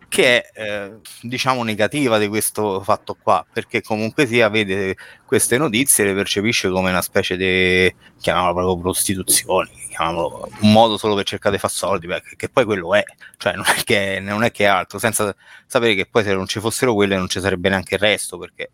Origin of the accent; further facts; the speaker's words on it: Rome, Lazio, Italy; now in Rieti, Italy; l'origine è romana, adesso non vivo più a Roma